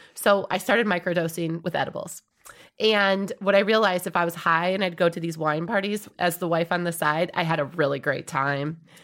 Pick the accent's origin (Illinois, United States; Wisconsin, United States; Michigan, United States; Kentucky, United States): Wisconsin, United States; when I grew up in Wisconsin